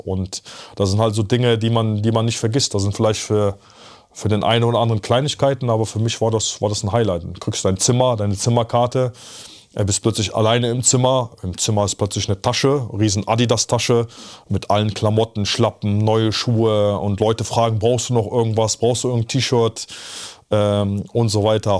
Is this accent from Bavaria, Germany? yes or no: no; Bergheim, North Rhine-Westphalia, Germany; also born or lived in Poland / Zabrze, Poland; ich komme ja aus Polen, hier geboren, mit der Familie rübergekommen